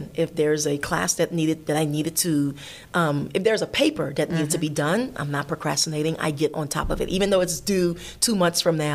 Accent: Miami, Florida, United States; moved away as an adult; I'm from Miami

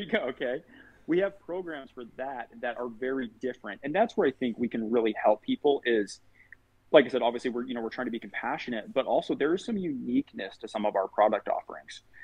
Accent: Farmington, Utah, United States; I grew up in Farmington, Utah

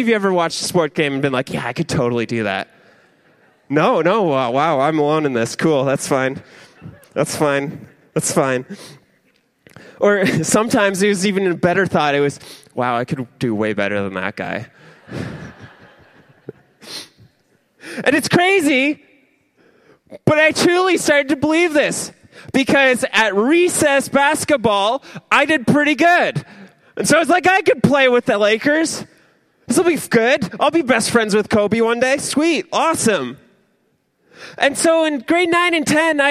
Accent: Ontario, Canada; I'm Canadian and I'm from Ontario.

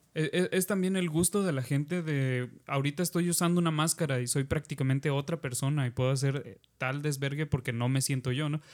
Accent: southern Oaxaca, Mexico; moved away; de donde soy, de allá del, del pueblo, vaya, de Oaxaca del sur.

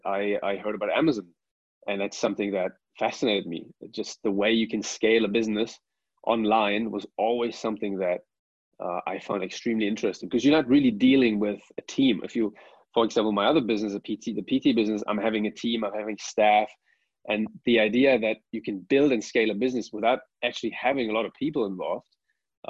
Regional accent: Germany; moved away as an adult; now in Dubai, United Arab Emirates; I'm from Germany. I've been living in the United Arab Emirates for the past 7 years now, in Dubai.

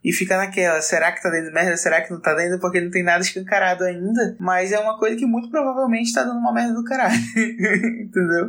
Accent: Manaus, Amazonas, Brazil; nós somos de Manaus

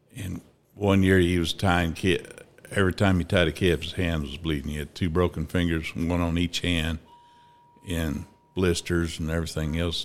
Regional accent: Altoona, Kansas, United States; also born or lived in Ada, Oklahoma / Fredonia, Kansas; Grew up in Altoona, Kansas

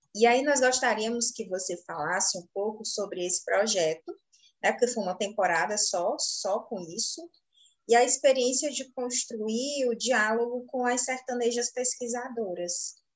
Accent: Fortaleza, Ceará, Brazil; nós aqui de Fortaleza, capital, temos um sotaque

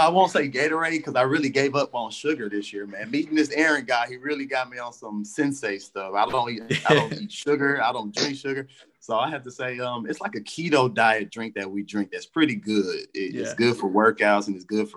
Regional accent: Dallas, Texas, United States; I'm from Dallas, Texas, so Cowboys are my guy

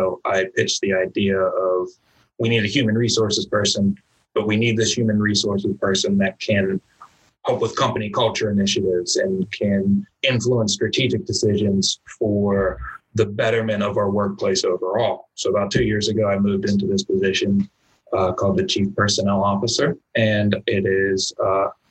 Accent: Pittsburgh, Pennsylvania, United States; So I love Pittsburgh. It's my hometown. It's where I grew up

